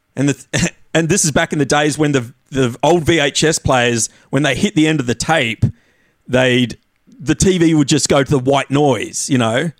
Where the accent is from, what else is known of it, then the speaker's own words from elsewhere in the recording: Tasmania, Australia; moved away; I'd had this uh. idyllic childhood growing up in Tassie